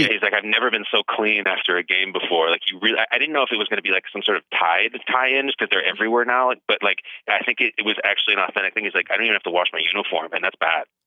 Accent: Chicago, Illinois, United States; I grew up in Chicago

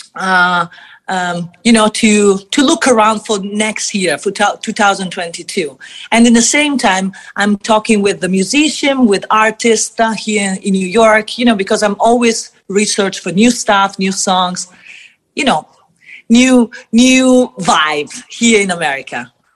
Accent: Italy; I come from Italy

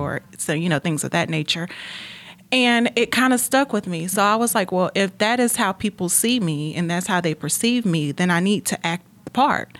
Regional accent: Gastonia, North Carolina, United States; I grew up in Gastonia, North Carolina.

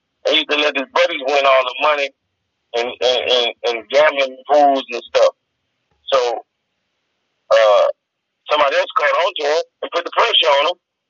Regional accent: Florida, United States; I'm from Florida

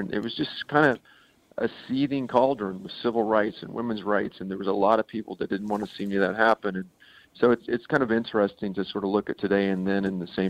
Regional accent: Oklahoma City, Oklahoma, United States; I grew up in Oklahoma City, and we'd go down every summer for a baseball game in Dallas.

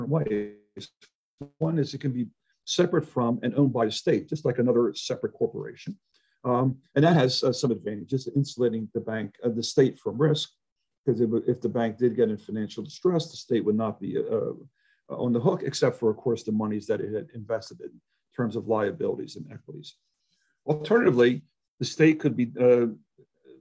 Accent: Chicago, Illinois, United States; I'm from Chicago and Illinois, where political interference and corruption is relatively rampant

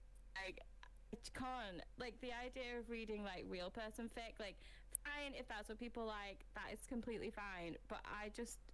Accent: United Kingdom; now in Manchester, United Kingdom; we're British

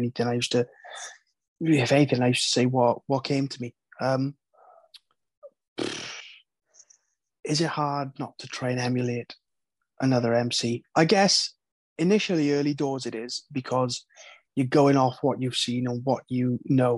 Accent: Wales, United Kingdom; being from Wales, coming up in the Welsh MMA scene

